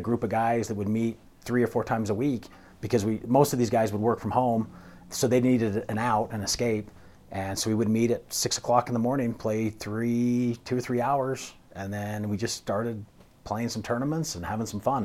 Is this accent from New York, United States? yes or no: no; St. George, Utah, United States; moved away as an adult; also born or lived in Cedar City, Utah; now in Colorado, United States; I'm originally from Saint George, Utah.